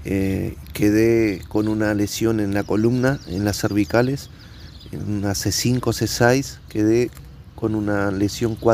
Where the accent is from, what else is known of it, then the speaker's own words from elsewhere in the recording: Uruguay; En mi caso, que soy de Uruguay, eh, es muy escaso ya.